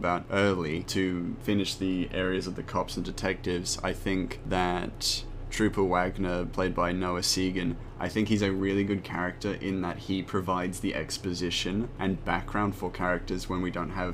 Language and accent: English; Australia; We are both Australian